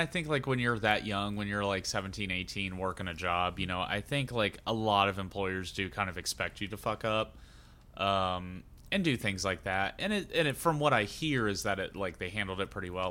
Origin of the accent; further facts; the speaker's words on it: Xenia, Ohio, United States; the town I'm from is famous for one of the biggest recorded, I think it is the biggest recorded tornado in the U S